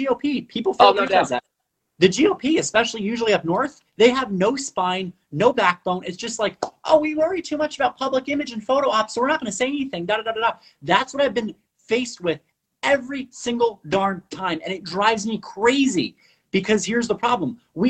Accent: Puerto Rico; first language Spanish; I'm from Puerto Rico, or our family historically, regardless from Puerto Rico

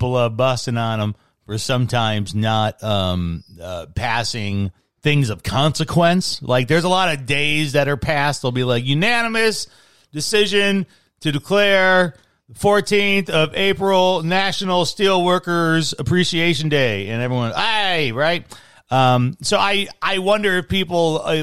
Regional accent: Michigan, United States; now in Tucson, United States

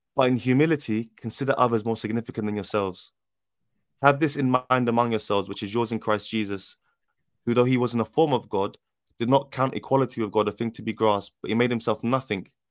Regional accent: London, United Kingdom; I'm from South London

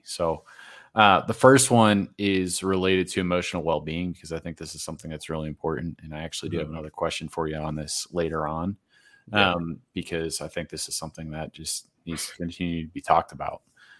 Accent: East Coast, United States; I grew up on the East Coast and I miss it, honestly.

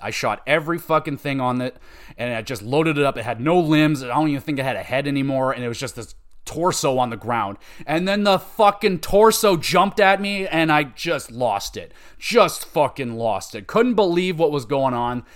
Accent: Canada; I'm Canadian

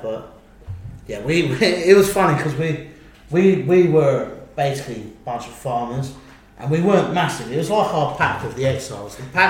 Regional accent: Isle of Wight, South East England, United Kingdom; born or raised there; moved away as an adult; now in Budapest, Hungary

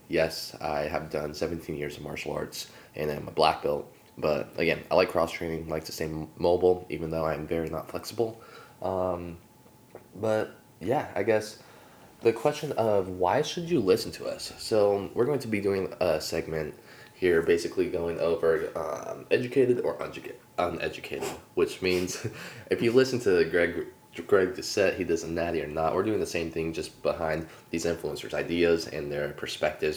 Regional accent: Sacramento, California, United States; I'm actually from Sacramento

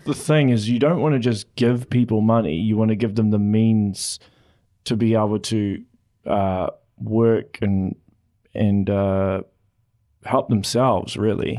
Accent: Auckland, New Zealand; moved away as an adult; now in Hamilton, New Zealand; I'm originally from Auckland

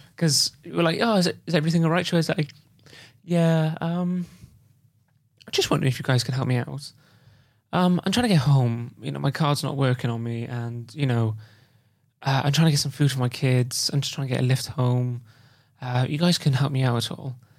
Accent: Wales, United Kingdom; I'm from Wales and I st-, I still, I still can't say Welsh, uh, the Welsh language properly

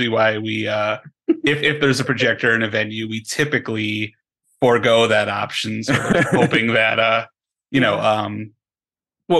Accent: Western Massachusetts, United States; we're all originally from Western Mass.

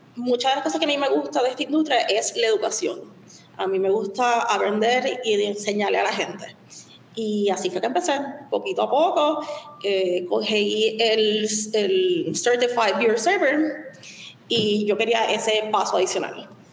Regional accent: Puerto Rico; also born or lived in Chicago / San Francisco

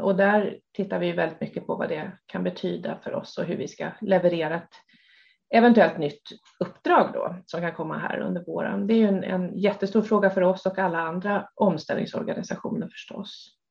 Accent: Stockholm, Stockholm County, Sweden; Jag är uppväxt i Stockholm

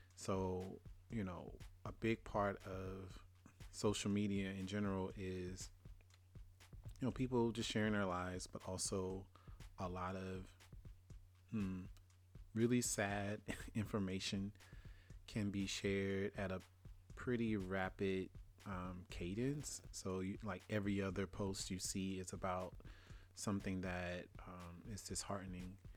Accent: Louisiana, United States; I'm from Louisiana. And growing up, we, we moved maybe every two to three years

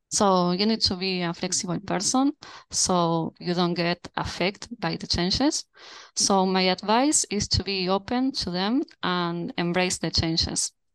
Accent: Montevideo, Uruguay; I'm currently at Montevideo. That's my hometown

